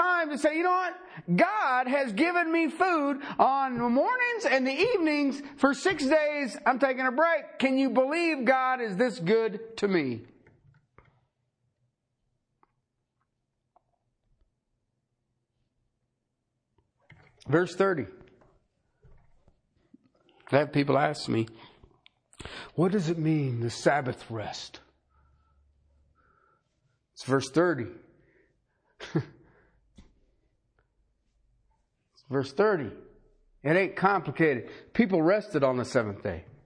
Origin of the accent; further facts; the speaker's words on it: Ohio, United States; I grew up in Ohio